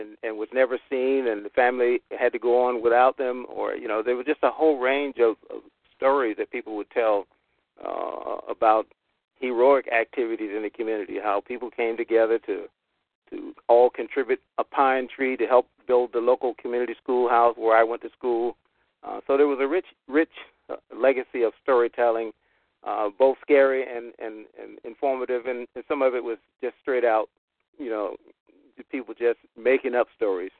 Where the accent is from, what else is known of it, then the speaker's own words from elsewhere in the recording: Clarkton, North Carolina, United States; I was born and raised in North Carolina, had a southern farm experience growing up on a tobacco farm in a little town called Clarkton